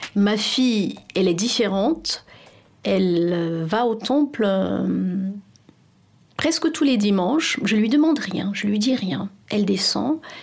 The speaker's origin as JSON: {"language": "French", "country": "Cameroon", "tie": "born or raised there", "also_born_or_lived": "France", "moved": "as an adult", "lives_now": "Paris, France", "said": "J'ai grandi au Cameroun"}